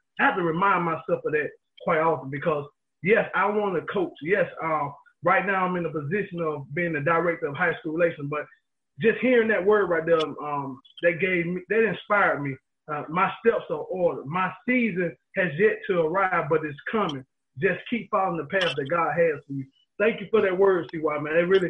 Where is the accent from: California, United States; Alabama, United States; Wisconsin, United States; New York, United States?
Alabama, United States; Montgomery; now in Memphis, United States; I am from Montgomery, Alabama myself.